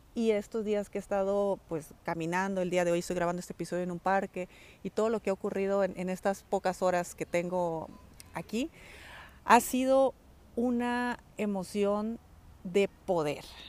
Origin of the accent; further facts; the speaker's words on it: Mexico; moved away as an adult; also born or lived in Spain; dejar a mi familia eh, en México